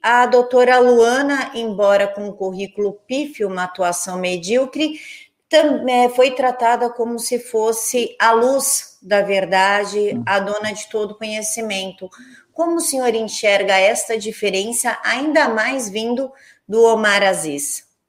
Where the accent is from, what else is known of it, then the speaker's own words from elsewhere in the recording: São Paulo, Brazil; eu sou de São Paulo